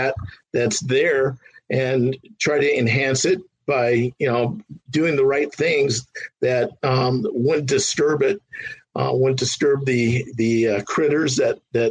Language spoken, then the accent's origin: English; San Fernando Valley, California, United States; I grew up in the San Fernando Valley